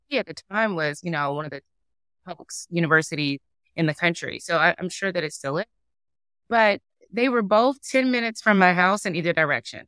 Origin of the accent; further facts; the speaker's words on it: Durham, North Carolina, United States; moved away; I'm originally from Durham, North Carolina